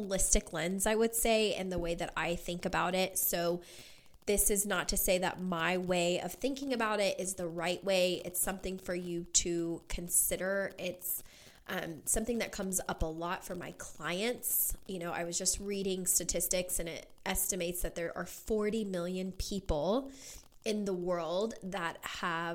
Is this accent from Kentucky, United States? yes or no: yes; Kentucky, United States; moved away as an adult; now in Las Vegas, United States; I grew up, was born and raised in Kentucky, lived there my entire life up until last year